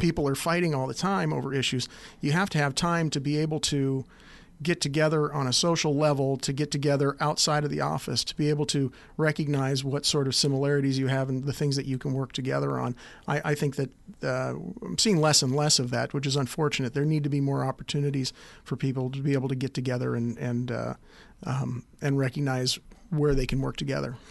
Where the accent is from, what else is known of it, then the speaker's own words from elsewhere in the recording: Anchorage, Alaska, United States; also born or lived in Cottage Grove, Oregon; I was born in Cottage Grove, Oregon, just outside of the University of Oregon, uh, area down there. Uh, but for my whole life growing up, uh, for the first ten, almost twelve years, Grandpa was mayor of Anchorage